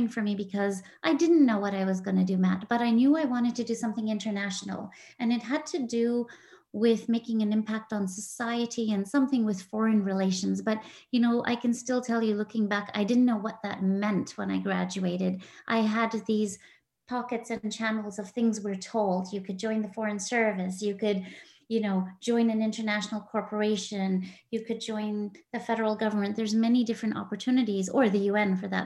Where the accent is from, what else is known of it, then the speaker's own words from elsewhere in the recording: Edmonton, Alberta, Canada; I still say I'm from the City of Champions.